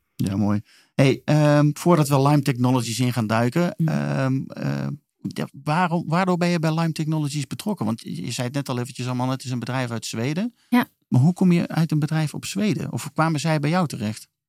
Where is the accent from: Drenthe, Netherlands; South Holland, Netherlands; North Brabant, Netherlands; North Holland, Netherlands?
North Brabant, Netherlands; Eindhoven; Ik ben zelf ook in Eindhoven opgegroeid